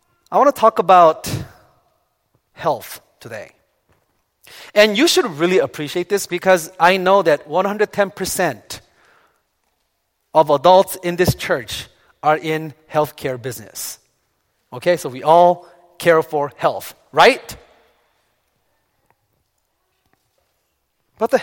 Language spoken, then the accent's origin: English; South Korea; moved away; Growing up in Korea, I was taught not to drink coffee or Coca-Cola.